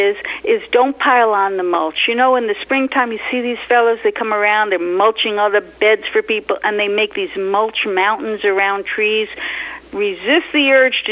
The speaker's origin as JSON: {"language": "English", "town": "New York City", "region": "New York", "country": "United States", "tie": "born or raised there", "said": "I grew up in New York City"}